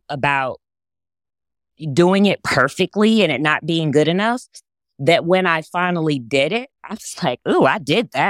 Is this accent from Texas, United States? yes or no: yes; Texas, United States; accent: Southern; I grew up in Texas, so my natural accent is way more Southern than this.